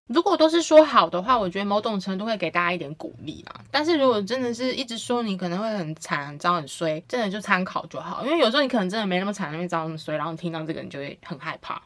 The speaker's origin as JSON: {"language": "Chinese", "country": "Taiwan", "said": "对于我们台湾人来说"}